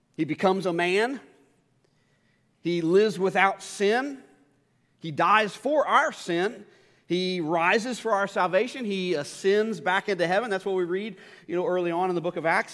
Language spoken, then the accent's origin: English; Northern Kentucky, United States; now in Louisville, United States; I grew up in Northern Kentucky